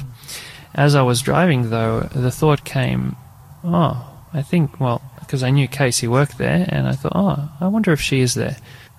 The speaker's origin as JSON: {"language": "English", "country": "Australia", "tie": "born or raised there", "also_born_or_lived": "Croatia", "said": "I was born in Croatia, and then when I was about 8 years old, I came to Australia."}